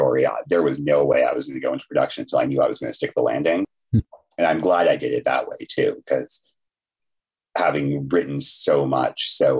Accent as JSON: {"language": "English", "country": "Canada", "said": "And of course, as a Canadian, I had to learn French."}